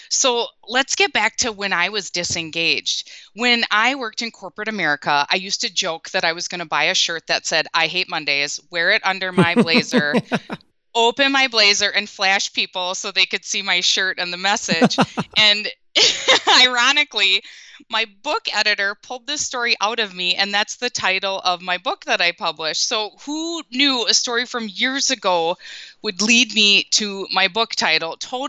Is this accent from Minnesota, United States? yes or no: yes; Minnesota, United States; And if you can't tell from my accent, I'm from the Midwest, born and raised in Minnesota. And the past 14 years, we've been just across the border living in Wisconsin.